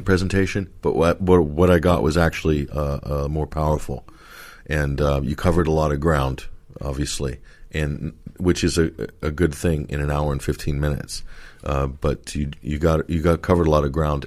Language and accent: English; United States; moved away; also born or lived in London; being American